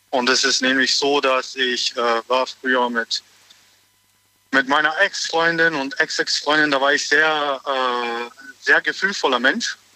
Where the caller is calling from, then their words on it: Stuttgart, Baden-Württemberg, Germany; aus Stuttgart.